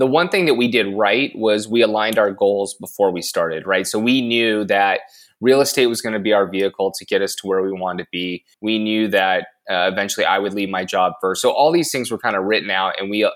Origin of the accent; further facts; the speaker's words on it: Long Beach, California, United States; my favorite thing about growing up in Long Beach is weather